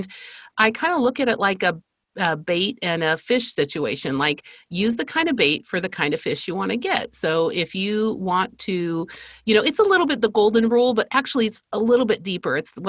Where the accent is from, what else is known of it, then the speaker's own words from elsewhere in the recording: Spain; I grew up in Spain. I am the fifth of five girls, and I'm from a missionary family.